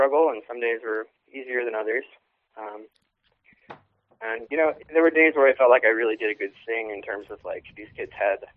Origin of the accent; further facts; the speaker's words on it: New York, United States; moved away as an adult; also born or lived in Chicago, Illinois; now in Illinois, United States; I'm from New York State